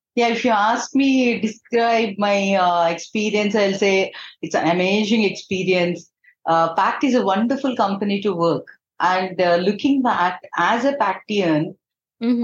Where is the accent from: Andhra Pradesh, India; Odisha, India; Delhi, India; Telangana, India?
Andhra Pradesh, India; Eluru; moved away as an adult; also born or lived in Hyderabad; I'm from Eluru. It's one of the town in uh, Andhra Pradesh